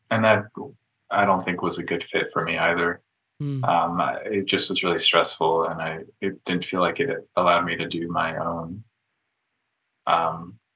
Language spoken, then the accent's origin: English; New Mexico, United States; moved away as an adult; now in Pacific Northwest, United States; I went to school in New Mexico.